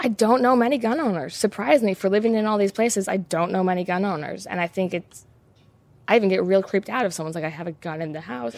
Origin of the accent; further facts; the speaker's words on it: United States; I'm an American